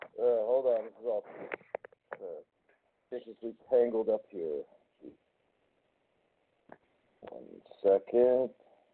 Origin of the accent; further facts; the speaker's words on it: New Jersey, United States; I'm from New Jersey.